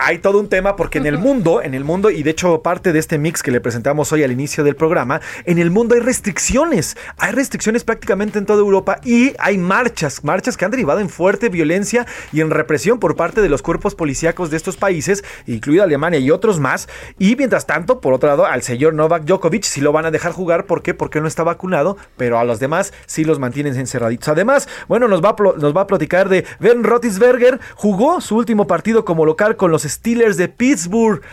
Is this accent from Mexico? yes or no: yes; Mexico; Yo soy egresado de la Escuela de Periodismo Carlos Etienne García, pero también de la UNAM, pero también hay muchas escuelas en nuestro país